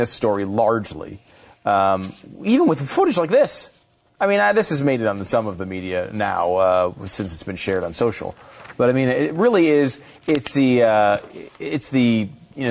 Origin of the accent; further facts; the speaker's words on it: Northeast, United States; moved away; also born or lived in New York / Connecticut / Pennsylvania; I grew up in the Northeast.